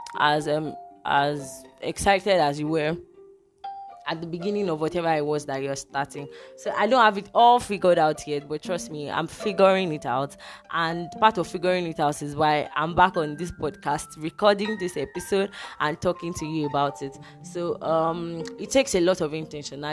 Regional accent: Nigeria; I'm a Nigerian and I'm recording from Nigeria

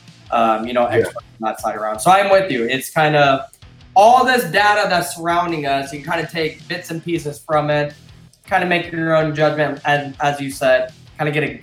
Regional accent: Illinois, United States; This happens to be my hometown

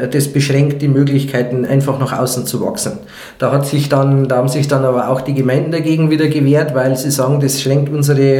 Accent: Pfaffenhofen, Bavaria, Germany; so einer Stadt wie jetzt Pfaffenhofen, da wo ich herkomme, mh, mm, äh, für einen Quadratmeter Wohnung, äh, Neubauwohnung, du 5500 Euro bezahlen musst.

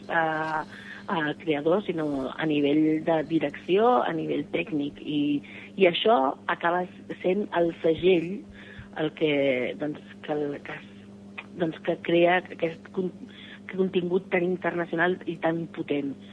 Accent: Barcelona, Catalonia, Spain; born there; sóc una enamorada de la meva ciutat, sens dubte alguna

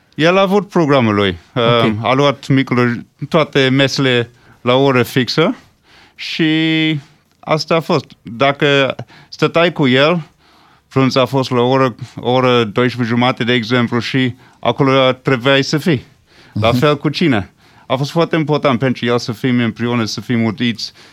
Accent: Switzerland; first language English; Romanian is a second language; now in Romania; m-am născut în Elveția

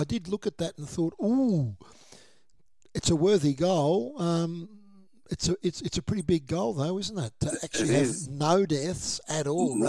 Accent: Nilma, Victoria, Australia; born or raised there

